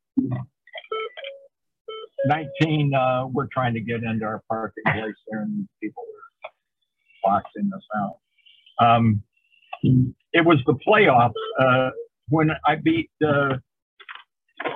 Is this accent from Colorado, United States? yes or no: no; Terre Haute, Indiana, United States; moved away as an adult; I was a Cubs fan growing up in Terre Haute, Indiana